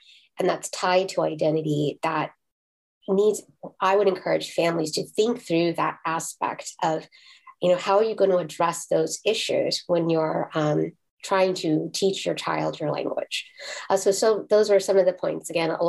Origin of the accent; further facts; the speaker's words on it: Brooklyn, New York, United States; born there; I was born in Brooklyn, New York.